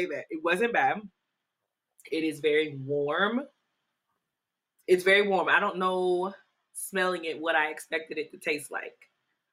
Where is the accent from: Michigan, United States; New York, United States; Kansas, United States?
Kansas, United States; Topeka; born or raised there; now in Nashville, United States